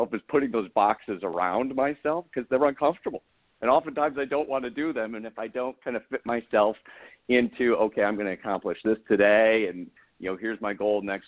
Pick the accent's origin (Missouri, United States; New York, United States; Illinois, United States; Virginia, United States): New York, United States; Central; moved away as an adult; now in Southern California, United States; I'm from Central New York originally, and I've been in Southern California now, God, probably 7-8 years